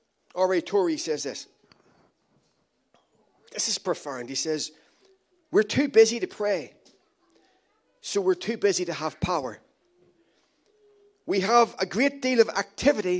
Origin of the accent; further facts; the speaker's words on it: Ireland; I'm Irish